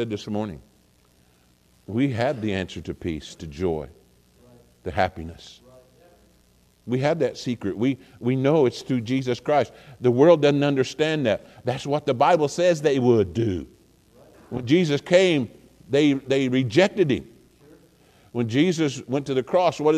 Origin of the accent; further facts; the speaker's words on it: Missouri, United States; also born or lived in Oklahoma; I was born in Oklahoma. But I've lived most of my life in Missouri